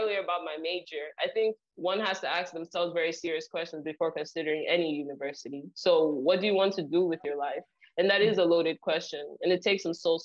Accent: Nigeria; now in New Jersey, United States; I grew up in Nigeria, so we came here with visions to succeed

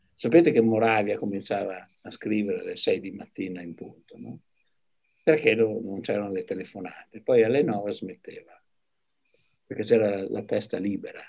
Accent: Padua, Veneto, Italy; moved away; also born or lived in Arezzo; Io ero andato a Padova, perché io sarei cresciuto a Padova

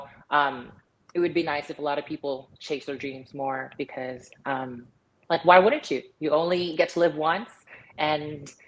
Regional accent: Canada; Because I'm Canadian. So our Thanksgiving was already like in October.

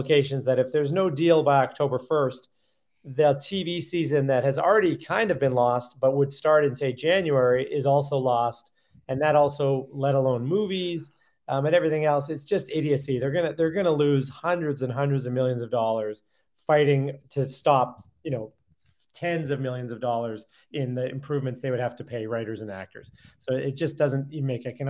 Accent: Calgary, Alberta, Canada; moved away; grew up in what is not a small town, a million people, but a town in Canada that most people don't think about, Calgary

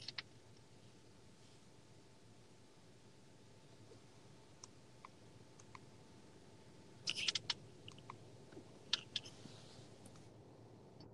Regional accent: Springfield, Ohio, United States; also born or lived in Gary, Indiana; I grew up in Springfield, Ohio

